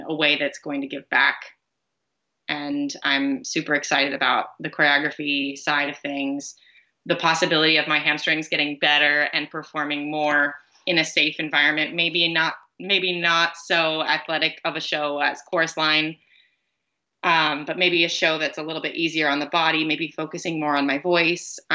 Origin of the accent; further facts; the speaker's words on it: near Fort Myers, Florida, United States; Fort Myers, which is a town close to my hometown